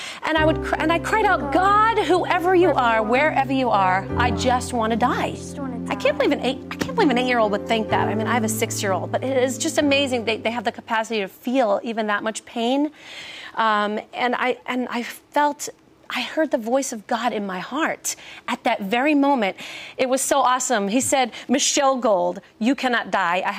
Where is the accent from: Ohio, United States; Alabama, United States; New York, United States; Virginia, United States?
New York, United States; New York City; accent: Brooklyn; I'm a little Jewish girl from Brooklyn